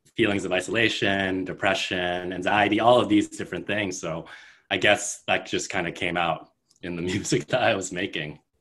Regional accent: Bay Area, California, United States; now in New York, United States; I'm from Bay Area in California, but I have lived in New York for 10 plus years now.

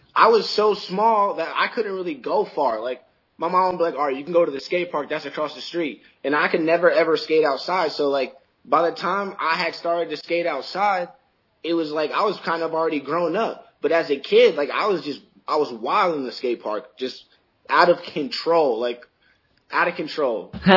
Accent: Middletown, Rhode Island, United States; I grew up in Middletown.

